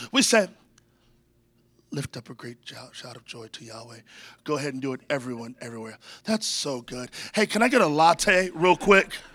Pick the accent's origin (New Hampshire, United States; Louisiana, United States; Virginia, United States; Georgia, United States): Virginia, United States; now in San Antonio, United States; I grew up in Virginia